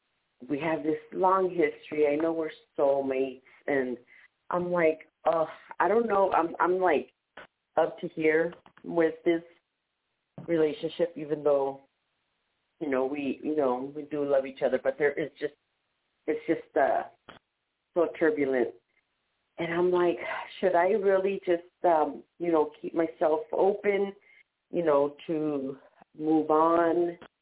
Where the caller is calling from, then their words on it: San Diego, California, United States; I'm calling from San Diego.